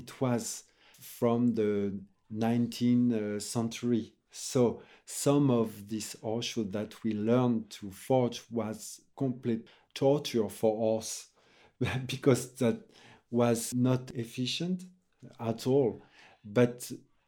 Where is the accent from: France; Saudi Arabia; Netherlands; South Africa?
France; English is a second language; also born or lived in Brittany / Paris / Limousin / Normandy; In Brittany, in the Finistère. And I moved in Paris when I was 5. So I grew up part in Paris, part in Limousin